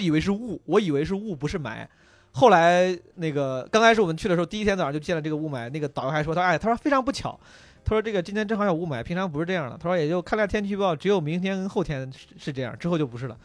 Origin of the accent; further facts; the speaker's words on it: Henan, China; 我老家河南的